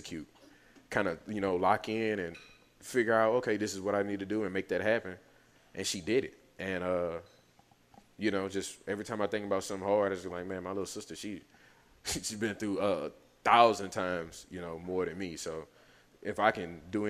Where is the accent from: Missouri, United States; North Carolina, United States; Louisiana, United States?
Louisiana, United States; Lafayette; me learning the French and everything, growing up in Lafayette, my stepfather growing up in Lafayette